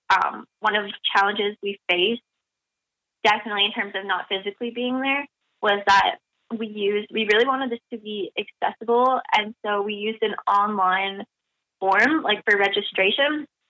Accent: Battleford, Saskatchewan, Canada; moved away as an adult; now in Montreal, Canada; I'm from Battleford, Saskatchewan, and I'm currently living now in Montreal

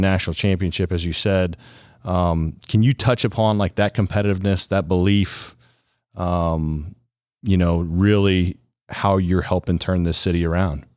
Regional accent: Ohio, United States; From Ohio, born and raised

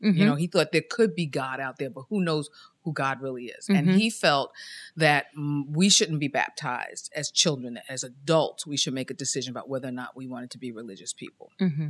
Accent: Queens, New York, United States; I grew up in Queens, in South Ozone Park, South Jamaica, Queens, near Kennedy Airport.

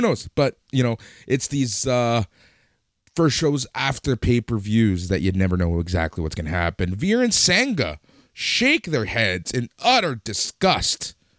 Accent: United States; I'm American. I live in the States. Yes. I went to school in the States.

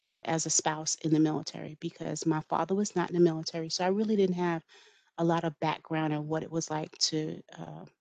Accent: New York City, New York, United States; moved away; also born or lived in Brooklyn; So my husband and I grew up in New York City. We grew up in Queens

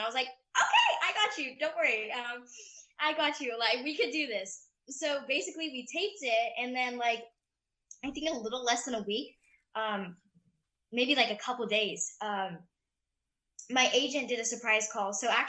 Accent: the South, United States; accent: Southern; it's just kind of something that I like to like throw around a little bit with my Southern accent.

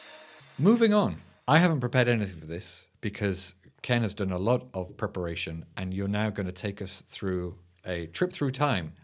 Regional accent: United Kingdom; as a Brit

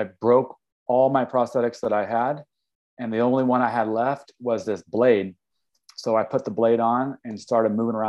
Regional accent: Kansas City, Missouri, United States; moved away as an adult; also born or lived in Humboldt County, California / East Coast; now in Mendocino, United States; I grew up in Kansas City, Missouri. I lived there for 30 years.

